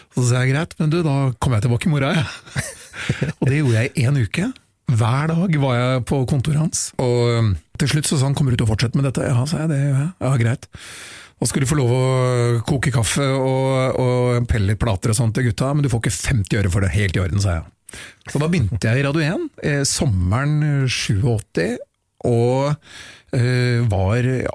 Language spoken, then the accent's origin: Norwegian; Oslo, Norway; Jeg er jo byslamp, født og oppvokst i Oslo sentrum